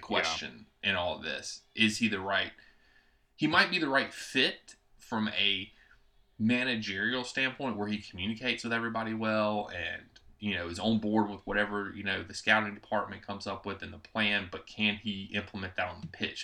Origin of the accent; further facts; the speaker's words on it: United States; I'm an American